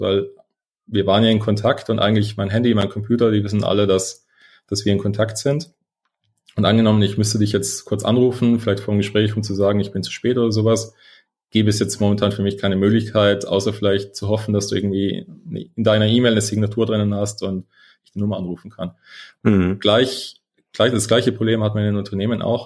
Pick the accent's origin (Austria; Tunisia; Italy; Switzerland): Italy; South Tyrol, Trentino-Alto Adige; also born or lived in London / United States; now in Munich, Germany; aus Italien, aus einem schönen Südtirol